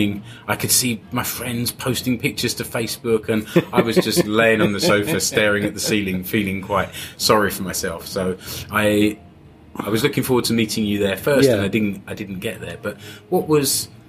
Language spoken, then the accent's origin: English; England, United Kingdom; as an Englishman